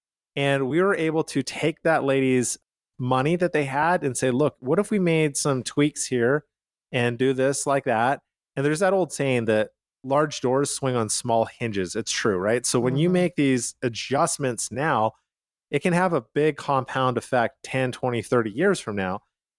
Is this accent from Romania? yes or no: no; Canada; now in United States; I come from Canada, so I immigrated